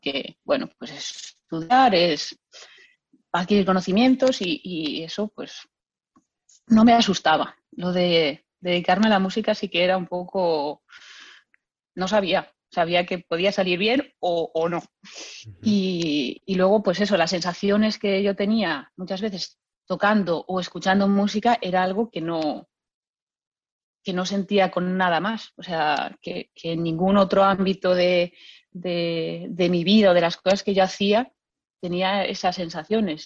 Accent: Lugo, Galicia, Spain; yo soy de Lugo y, bueno, desde chiquitita en mi casa pues ha habido mucha música

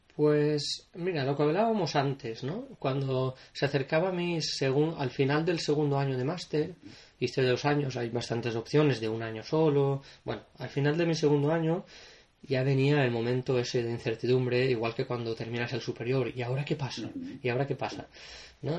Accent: Potríes, Valencian Community, Spain; moved away as an adult; also born or lived in Castellón / London; now in Liverpool, United Kingdom; empecé en Potríes, que es mi pueblo, un pueblo pequeñito eh, al sur de la provincia de Valencia

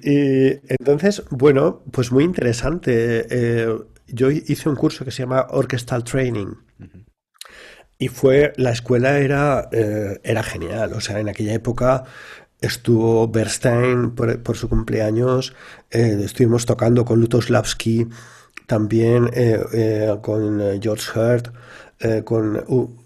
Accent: a town in Valencia, Valencian Community, Spain; also born or lived in London; los inicios míos no son nada originales en el sentido que se producen en un pueblo de Valencia

